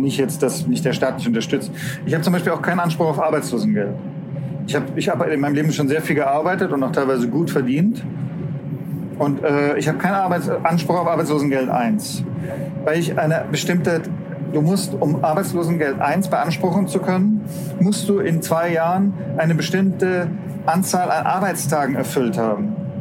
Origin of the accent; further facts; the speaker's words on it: Stuttgart, Baden-Württemberg, Germany; Ich komme aus Stuttgart